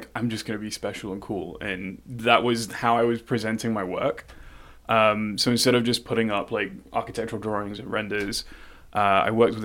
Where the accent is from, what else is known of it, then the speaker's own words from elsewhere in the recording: London, United Kingdom; moved away; born and raised in London